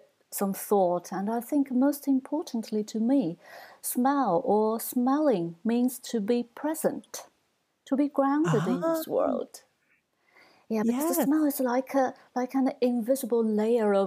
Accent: Shanghai, China; now in Edinburgh, United Kingdom; I grew up in Shanghai, this is the region where we had lots of thunderstorms during the summer

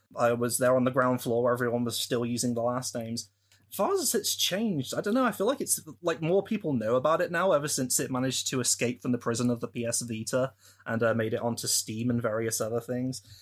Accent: United Kingdom; I'm a British person from the U K.

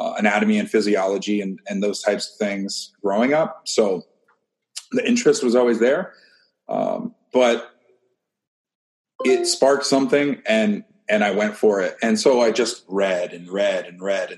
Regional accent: Maine, United States; moved away as an adult; also born or lived in Ohio; I grew up in Maine

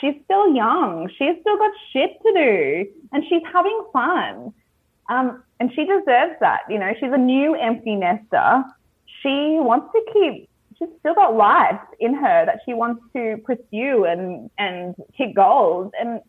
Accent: Australia; I don't hold Australian men to a very high standard. I've been single for many a year because I don't want to date an Australian man.

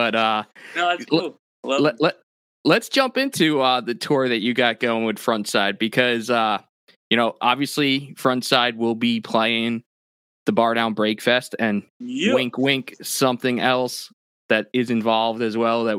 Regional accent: New York, United States; I had a few contacts, because I grew up on Long Island

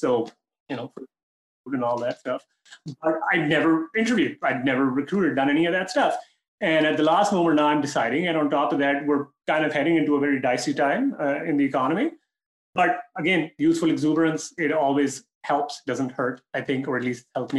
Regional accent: Pakistan; moved away; also born or lived in Toronto, Canada; I'm from Pakistan, but my family is very global.

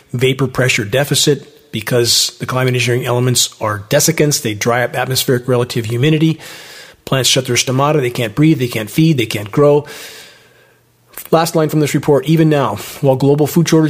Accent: San Gabriel Mountains, California, United States; I grew up in the San Gabriel Mountains

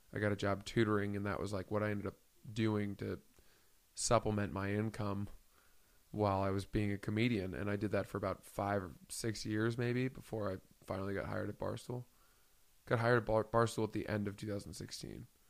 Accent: Maine, United States; I grew up in Maine.

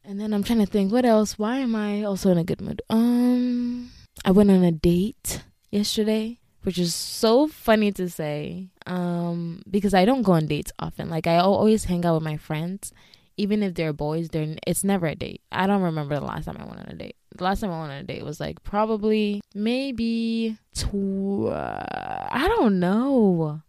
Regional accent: Ghana; moved away; being a Ghanaian immigrant

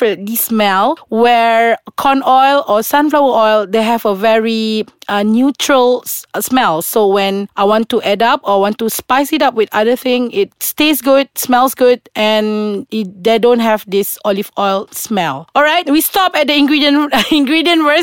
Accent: Sarawak, Malaysia; I'm from Sarawak

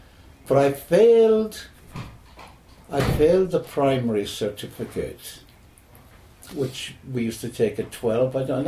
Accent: United States; born there; I was born in America.

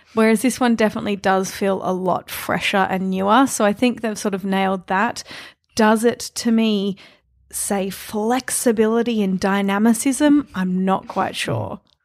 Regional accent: Melbourne, Victoria, Australia; growing up in Melbourne

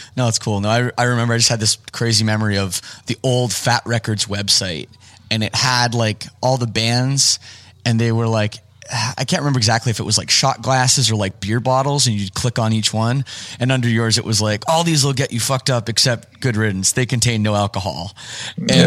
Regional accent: Canada; I'm from Canada

